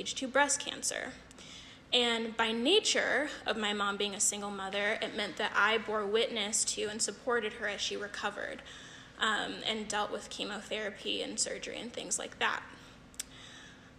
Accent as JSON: {"language": "English", "region": "California", "country": "United States", "moved": "yes", "said": "I'm originally from California"}